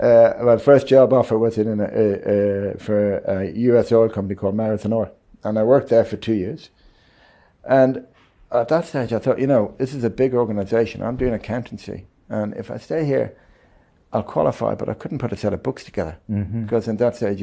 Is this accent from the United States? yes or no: no; Dublin, Leinster, Ireland; moved away as an adult; now in Zimbabwe; So I was born in Dublin, in Ireland, and I grew up there.